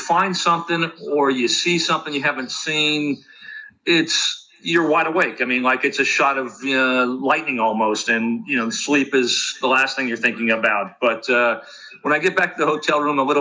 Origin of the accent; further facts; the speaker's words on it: Los Angeles, California, United States; I grew up in Los Angeles in the city